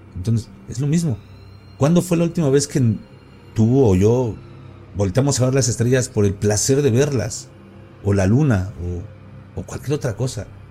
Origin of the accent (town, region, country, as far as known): Mexico